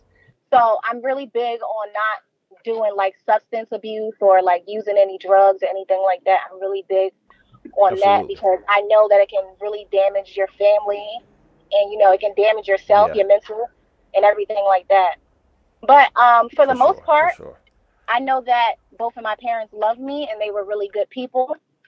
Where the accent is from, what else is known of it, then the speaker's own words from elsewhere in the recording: North New Jersey, United States; I was born and raised in North New Jersey